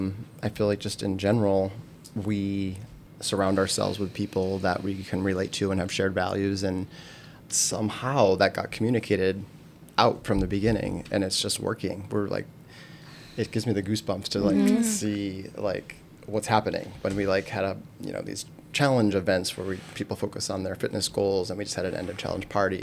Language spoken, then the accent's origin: English; Buffalo, New York, United States; now in Marin, United States; I was born in Buffalo, New York